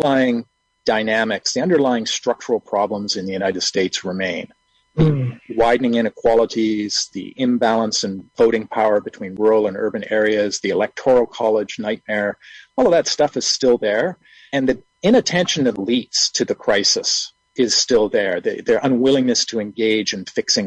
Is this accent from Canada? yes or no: yes; Canada; as a Canadian living through 4 years of Donald Trump